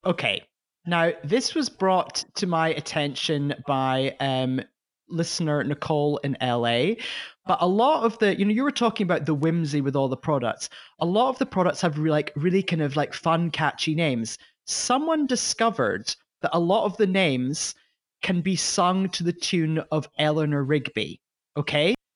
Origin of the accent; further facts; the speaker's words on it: United Kingdom; as a British person